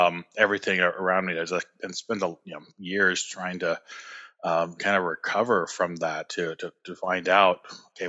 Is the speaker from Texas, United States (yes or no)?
no; California, United States; moved away as an adult; I'm originally from California